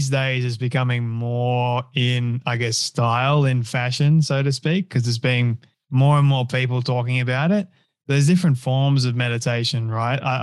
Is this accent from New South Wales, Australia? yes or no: yes; Sydney, New South Wales, Australia; first language English; I grew up in Sydney